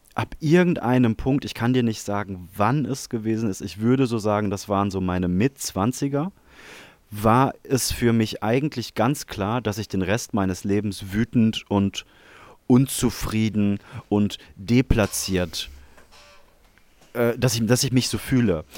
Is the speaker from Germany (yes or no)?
yes; Germany; ich bin ja selber Deutscher